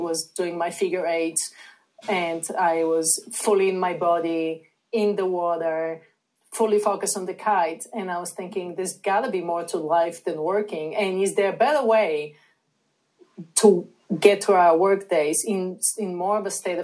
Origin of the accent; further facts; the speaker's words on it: Bulgaria; moved away as an adult; now in United States; I'm originally from Bulgaria. I came to the United States to pursue my master's degree in international marketing